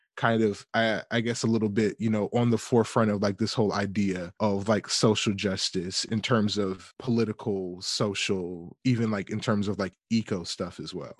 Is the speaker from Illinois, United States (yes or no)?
no; Atlanta, Georgia, United States; moved away; I'm from Atlanta, Georgia